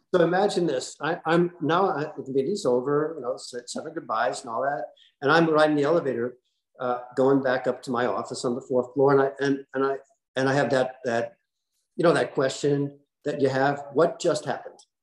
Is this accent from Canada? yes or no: no; New Jersey, United States; moved away as an adult; also born or lived in New York; now in Wellington, Florida, United States; I'm a kid from New Jersey